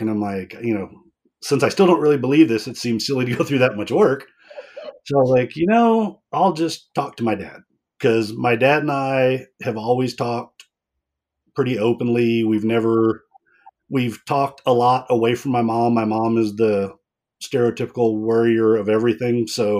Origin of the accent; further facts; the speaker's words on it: Dallas, Texas, United States; born there; I was born in Dallas.